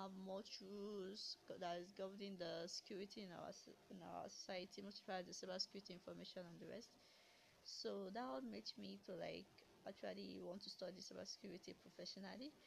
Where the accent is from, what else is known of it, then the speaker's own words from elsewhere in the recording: Nigeria; I grew up in Nigeria, born and bred